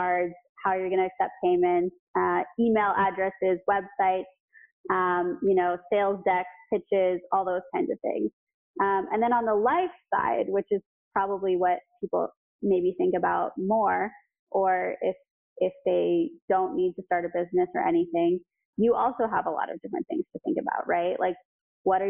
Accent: United States; as an American

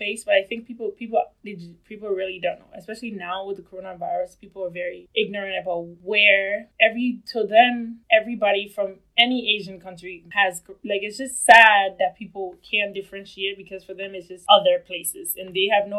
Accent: Liberia; now in United States; I'm from Liberia

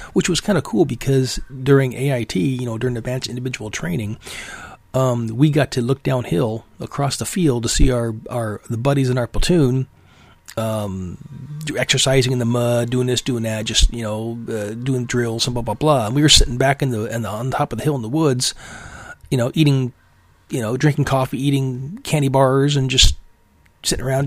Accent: Alaska, United States; I am from Alaska

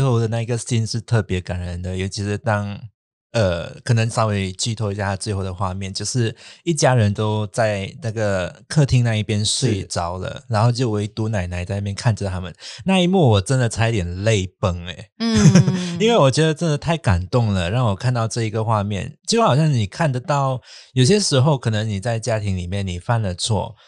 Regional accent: Southern Peninsular Malaysia, Malaysia; now in Kuala Lumpur, Malaysia; 我自己本身我是南麻人，所以我都是不会讲广东话的

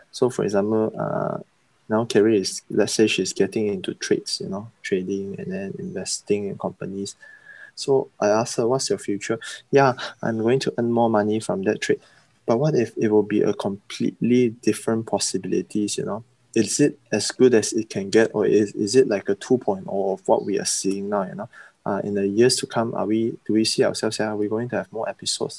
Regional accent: Sabah, Malaysia; there are a lot of beliefs that we have in growing up in Sabah, East Malaysia

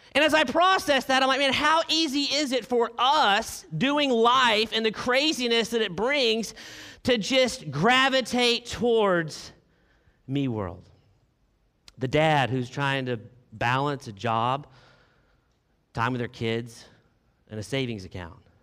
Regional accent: Arkansas, United States; I am from Arkansas

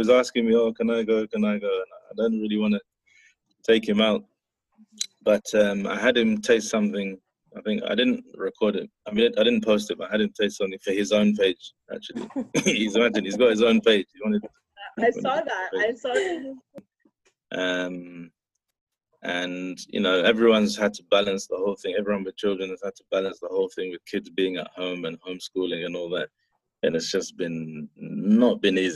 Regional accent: Ghana; being Ghanaian

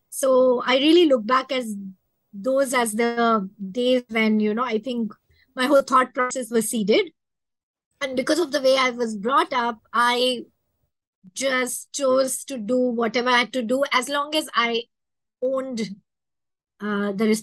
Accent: Mumbai, Maharashtra, India; I'm from Mumbai, India.

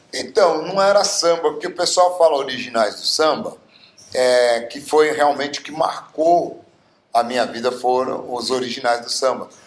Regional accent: Bauru, São Paulo, Brazil; eu sou nascido em Bauru, na cidade de Bauru, a cidade mais linda

